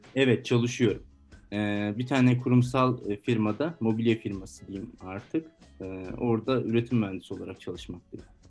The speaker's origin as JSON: {"language": "Turkish", "country": "Turkey", "moved": "as an adult", "lives_now": "Poland", "said": "Dedim ben Türk'üm dedim. Türkiye'den geliyorum"}